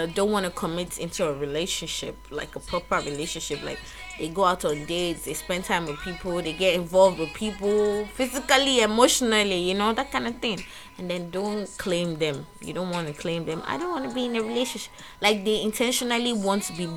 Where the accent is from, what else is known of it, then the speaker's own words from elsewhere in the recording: Lagos, Nigeria; now in Ghana; I was born in Lagos, so I'm Nigerian by birth